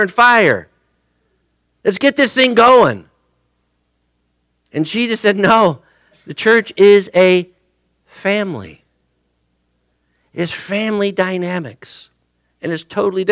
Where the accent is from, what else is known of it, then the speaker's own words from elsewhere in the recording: United States; as an American